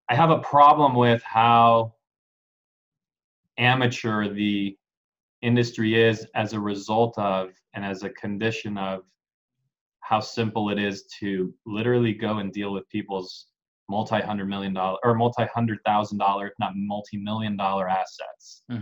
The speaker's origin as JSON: {"language": "English", "town": "San Diego", "region": "California", "country": "United States", "tie": "born or raised there", "also_born_or_lived": "Mexico City, Mexico", "said": "Grew up in San Diego though the majority of my life. Hmm. Um, since, I mean, since I was a little kid, so sure. this is home."}